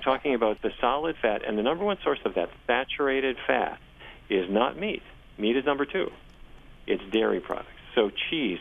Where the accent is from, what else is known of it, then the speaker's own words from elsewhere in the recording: Fargo, North Dakota, United States; I grew up in Fargo, North Dakota